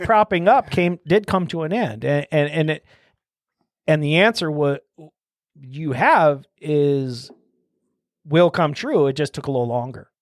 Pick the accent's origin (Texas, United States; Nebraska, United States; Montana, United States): Nebraska, United States; Omaha; moved away as an adult; also born or lived in Minnesota / Denver; I'm from Omaha and then I went to school all over town. So, grew up twenty-fifth and Chandler, which is south though.